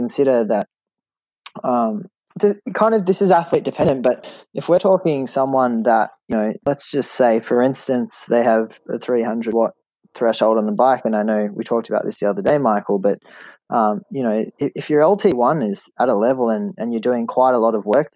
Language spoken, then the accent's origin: English; Australia; an Australian living in Australia